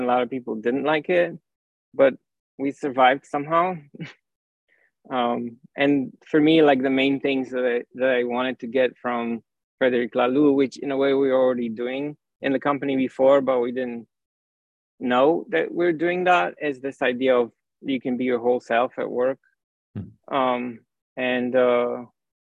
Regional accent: Romania; moved away; also born or lived in France / Paris; I grew up in Romania, and then I moved to France and I studied physics

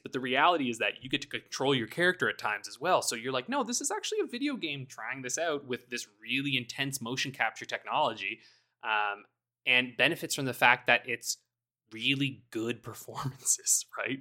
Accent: Canada; I'm Canadian

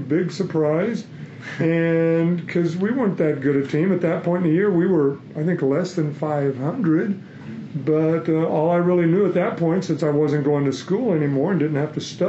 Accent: Oklahoma City, Oklahoma, United States; moved away as an adult; also born or lived in Phoenix; I was a big guy on my team where I grew up in Oklahoma City.

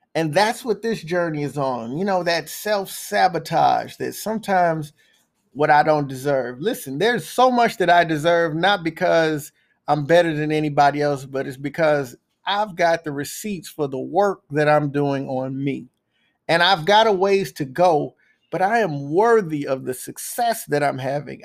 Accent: Texas, United States; moved away as an adult; also born or lived in O'Fallon, Illinois; I'm from Texas

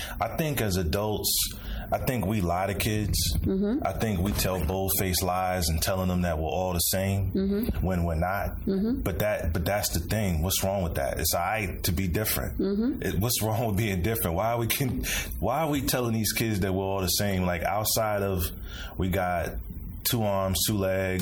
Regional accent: Chicago, Illinois, United States; I'm from Chicago, the South Side. Came up mostly in a single parent home

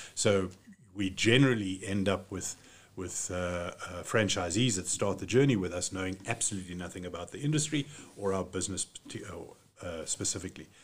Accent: Cape Town, Western Cape, South Africa; moved away as an adult; now in Johannesburg, South Africa; I was born in Cape Town. I'm born, bred Capetonian

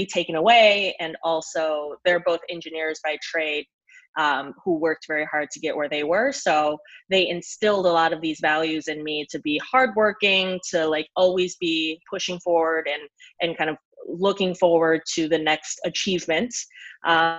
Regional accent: United States; moved away as an adult; also born or lived in Canada / New York City, United States; now in Athens, Greece; raised American

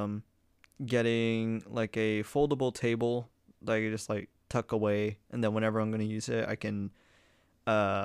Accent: Guam; moved away; growing up on Guam

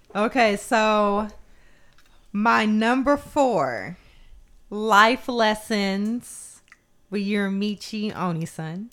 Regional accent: United States; I'm just American

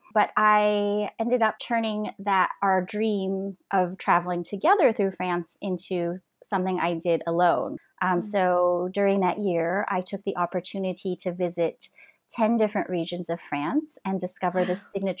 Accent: Southern California, United States; moved away; also born or lived in Washington DC / Paris; I grew up in Southern California, in the United States

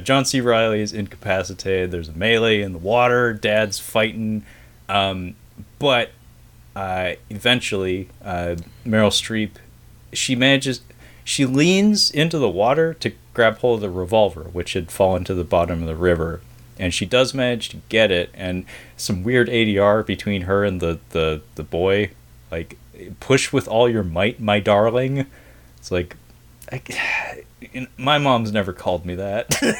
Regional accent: Pacific Northwest, United States; my region, growing up in the Pacific Northwest

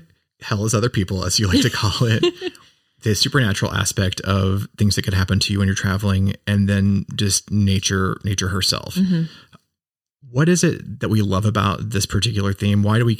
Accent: United States

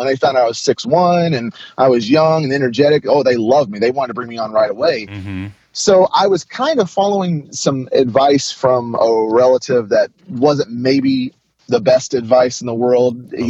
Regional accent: Tyler, Texas, United States; I was born and raised in Texas, moved around a lot when I was a kid, and then lived most of my young life in Tyler, Texas.

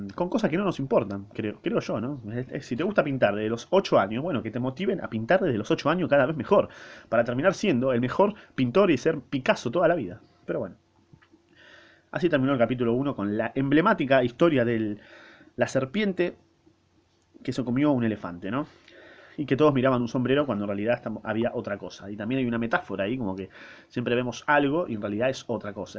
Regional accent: Argentina; yo soy argentino y hablo castellano, español, latino, eh, casi lunfardo

